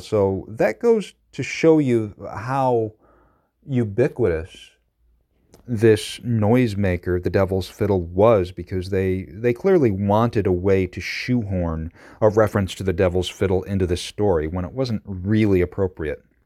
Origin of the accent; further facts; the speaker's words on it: Madison County, New York, United States; I grew up in Madison County. This is from Chittenango